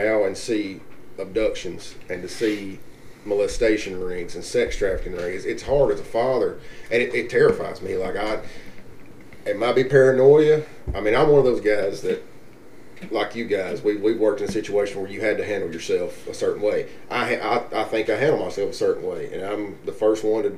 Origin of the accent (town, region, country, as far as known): United States